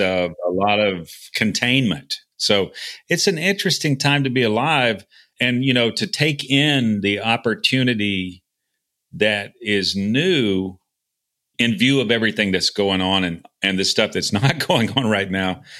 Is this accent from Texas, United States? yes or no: yes; Texas, United States; moved away as an adult; I was, you know, born and raised in Texas. I lived outside for a number of years, and I'm living, you know, back in Texas now